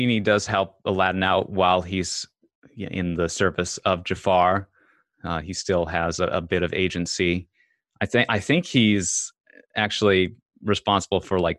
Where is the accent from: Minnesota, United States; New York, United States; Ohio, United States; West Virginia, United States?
Minnesota, United States; Bemidji; now in Los Angeles, United States; That's where I moved to LA from, Bemidji, Minnesota. We actually grew up just outside of Bemidji, Jody